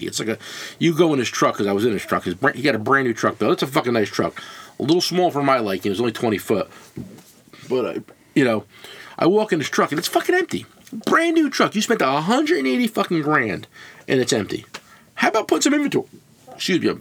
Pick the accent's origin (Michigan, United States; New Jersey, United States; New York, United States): New Jersey, United States; I grew up in New Jersey. I'm 53 years old. And I grew up in New Jersey.